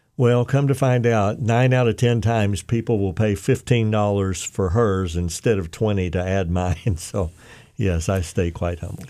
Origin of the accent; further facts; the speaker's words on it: Oklahoma, United States; moved away; also born or lived in Arkansas; I'm from Oklahoma originally